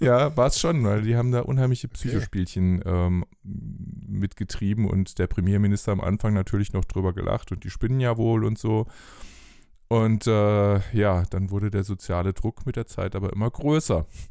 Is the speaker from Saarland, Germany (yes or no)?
no; Bingen am Rhein, Rhineland-Palatinate, Germany; moved away; in Bingen aufgewachsen am Rhein, mhm. äh, nahe Mainz